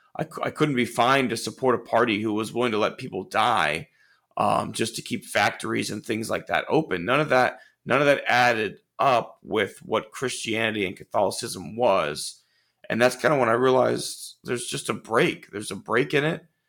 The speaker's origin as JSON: {"language": "English", "town": "Houston", "region": "Texas", "country": "United States", "tie": "born or raised there", "said": "I grew up in Clear Lake, c, considered pretty middle class"}